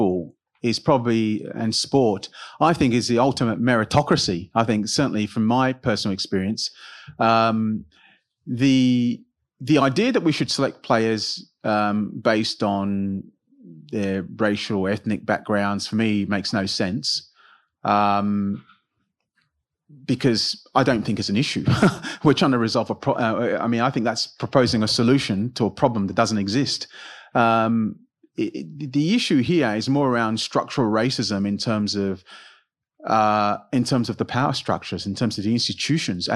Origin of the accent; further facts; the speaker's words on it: United Kingdom; myself being British